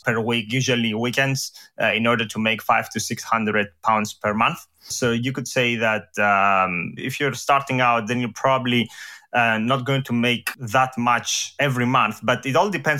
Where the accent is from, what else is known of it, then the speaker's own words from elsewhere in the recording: Greece; English is a second language; moved away as an adult; also born or lived in Edinburgh, United Kingdom; now in London, United Kingdom; I come from Greece. So here's, you know, where this accent comes from.